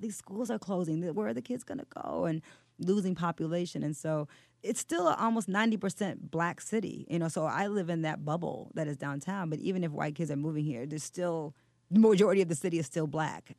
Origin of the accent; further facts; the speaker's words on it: Detroit, Michigan, United States; moved away as an adult; also born or lived in New York; I grew up on the West Side